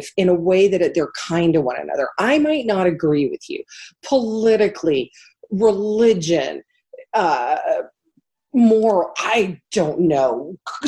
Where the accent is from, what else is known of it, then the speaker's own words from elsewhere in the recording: Miami, Florida, United States; moved away as an adult; also born or lived in Midwest; I'm a kid from Miami who grew up as an adult in the Midwest, and that Midwestern sensibility really echoes with me